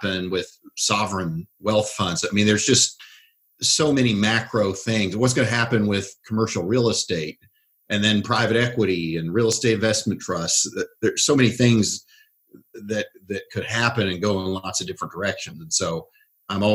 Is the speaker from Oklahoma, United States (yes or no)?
yes; Oklahoma, United States; I grew up in Oklahoma, so I'd never listened to anything but country music until I was a teenager